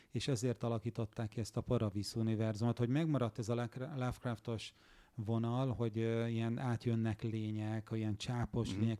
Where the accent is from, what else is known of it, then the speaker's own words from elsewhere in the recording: Hungary; Igen, mi itt nőttünk fel Magyarországon.